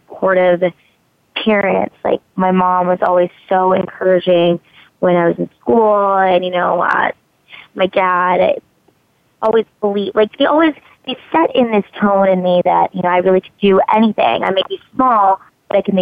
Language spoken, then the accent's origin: English; Hawaii, United States; I was born in Hawaii.